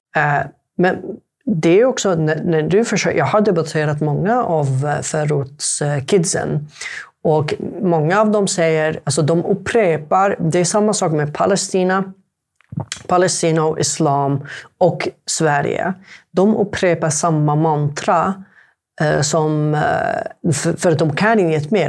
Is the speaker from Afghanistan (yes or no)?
no; Yemen; Swedish is a second language; now in Sweden; jag är jemenit